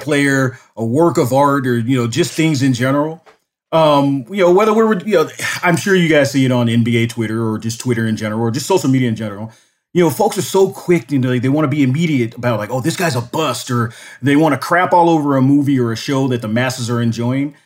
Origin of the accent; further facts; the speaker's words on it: Los Angeles, California, United States; moved away as an adult; now in Tucson, United States; I grew up in Los Angeles at, you know, during the eighties and nineties